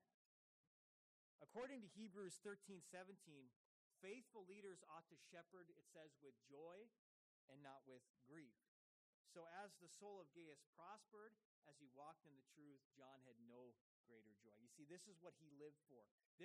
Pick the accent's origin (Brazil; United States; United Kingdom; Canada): United States; As an American, I have had this same practice here